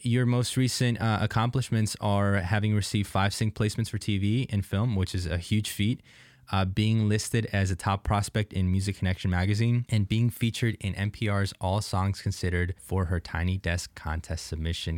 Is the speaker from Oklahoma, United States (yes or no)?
no; Jupiter, Florida, United States; I grew up in, uh, like Palm Beach, Jupiter area